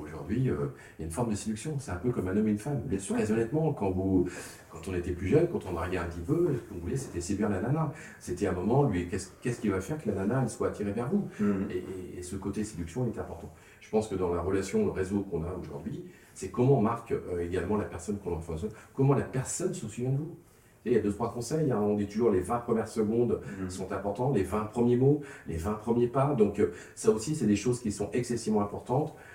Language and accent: French; the Nord, Hauts-de-France, France; also born or lived in Bordeaux; comme chez nous dans le Nord